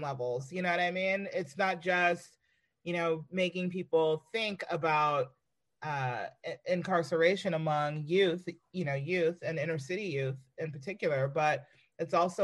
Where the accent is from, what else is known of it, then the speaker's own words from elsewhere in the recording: United States; we as Americans, even myself